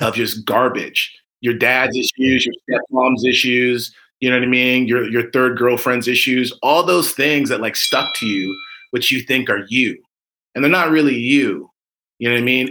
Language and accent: English; United States; we're Americans and, you know, we're African Americans.